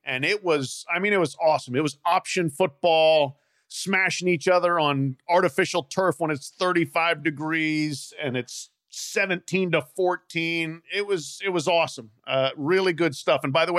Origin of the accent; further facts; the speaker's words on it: Big Eight territory, Great Plains, United States; I grew up in Big Eight territory.